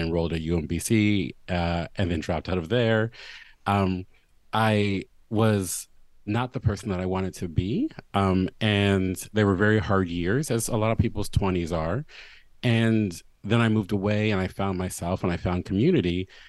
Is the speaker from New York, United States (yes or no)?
no; Baltimore, Maryland, United States; moved away as an adult; my hometown